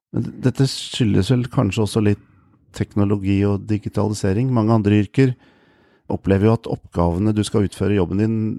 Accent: Lillestrøm, Akershus, Norway; also born or lived in Lørenskog; jeg vokste sjøl opp på Romerike, i Lillestrøm og Lørenskog

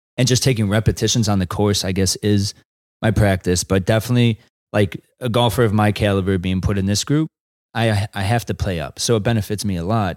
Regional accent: Chicago, Illinois, United States; it's my hometown

